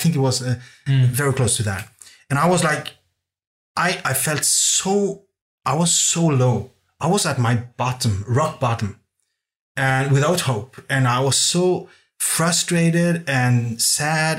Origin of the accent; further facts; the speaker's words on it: Norway; English is a second language; moved away as an adult; also born or lived in Copenhagen, Denmark; I grew up in Norway